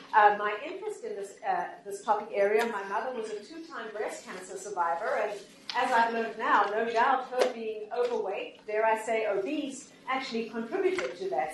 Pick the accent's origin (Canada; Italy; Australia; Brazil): Canada; I'm from Canada